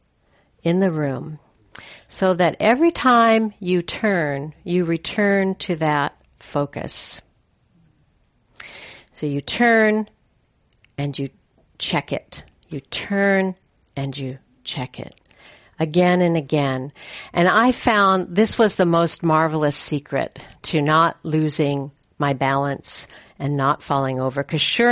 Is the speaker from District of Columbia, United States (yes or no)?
no; Hayward, California, United States; also born or lived in Oakland, California; My parents moved from Oakland. I was born in Oakland. And we moved from Oakland out to the suburbs of Hayward